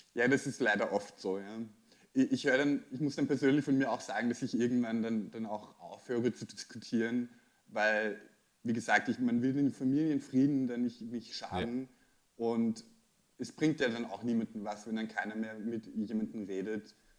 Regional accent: Austria; bei uns in Österreich

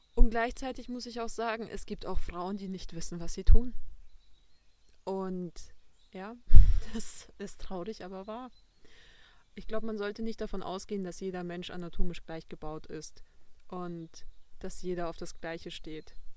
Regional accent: Passau, Bavaria, Germany; ich bin aus Passau

